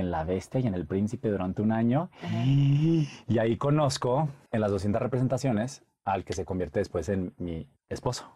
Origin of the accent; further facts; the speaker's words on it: Monterrey, Nuevo León, Mexico; moved away as an adult; Soy de Monterrey, soy regio.